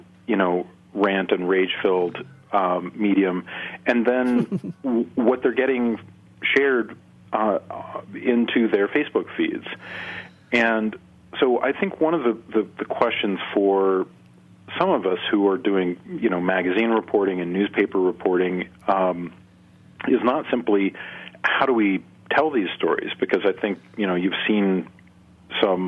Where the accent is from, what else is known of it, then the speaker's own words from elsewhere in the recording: Nebraska, United States; here in my home state of Nebraska